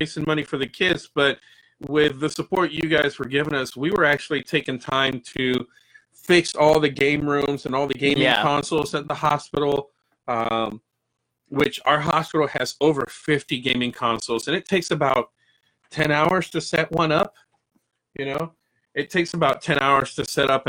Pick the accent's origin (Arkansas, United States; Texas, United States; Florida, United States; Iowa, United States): Florida, United States; I grew up in the Boys and Girls Club when I first came here to Florida